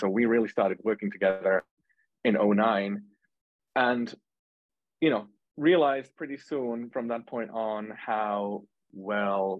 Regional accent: Finland; moved away as an adult; now in United States; I'm from Finland

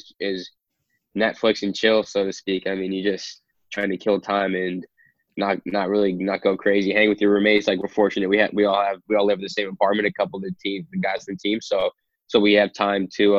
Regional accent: New York, United States; moved away as an adult; also born or lived in Philadelphia, Pennsylvania; now in Sacramento, United States; I'm from New York

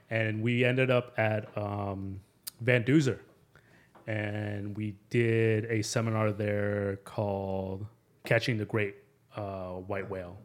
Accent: Phoenix, Arizona, United States; also born or lived in Mexico City; I'm originally from Mexico City, uh, but I grew up in Phoenix. I pretty much consider myself a local.

